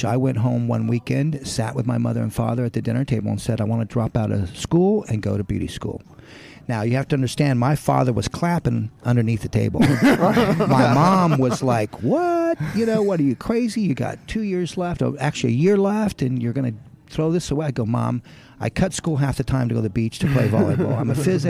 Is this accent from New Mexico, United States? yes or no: yes; New Mexico, United States; I was born in New Mexico, and my father was a barber. I grew up in the barbershop and hated it